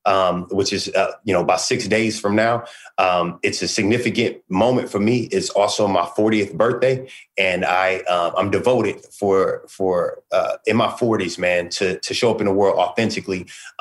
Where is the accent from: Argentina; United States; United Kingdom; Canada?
United States; Sacramento, California; I'm going home to my hometown of Sacramento to do the release concert.